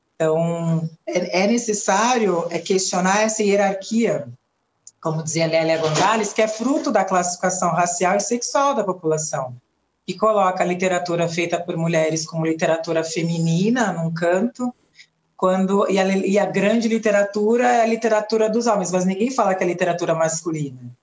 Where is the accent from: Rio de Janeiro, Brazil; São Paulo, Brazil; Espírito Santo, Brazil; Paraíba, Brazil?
São Paulo, Brazil; Santos; quando eu comecei a trabalhar numa organização chamada Casa de Cultura da Mulher Negra em Santos, litoral de São Paulo, onde eu nasci